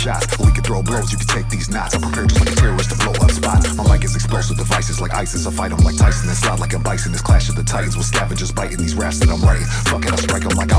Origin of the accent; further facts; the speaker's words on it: Los Angeles, California, United States; now in Montreal, Canada; born and raised in South Central